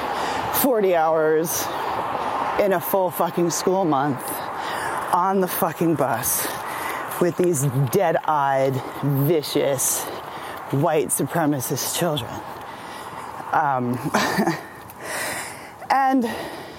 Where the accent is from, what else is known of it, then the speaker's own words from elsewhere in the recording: United States; also born or lived in Washington Heights, New York City; when I was 3, my parents moved from Sesame Street to a Klan rally, right? A 90% white suburb. Just outside of New York City